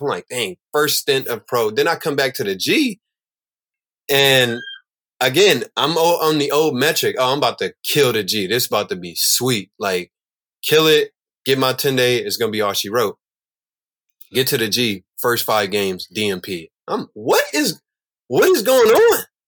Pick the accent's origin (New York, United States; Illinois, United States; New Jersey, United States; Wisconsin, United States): Illinois, United States; Chicago; I'm growing up in Chicago